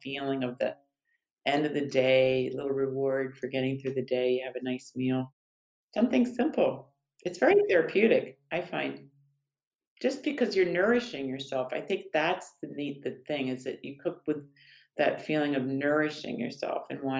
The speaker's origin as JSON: {"language": "English", "town": "New Canaan", "region": "Connecticut", "country": "United States", "tie": "born or raised there", "said": "I grew up in New Canaan, Connecticut"}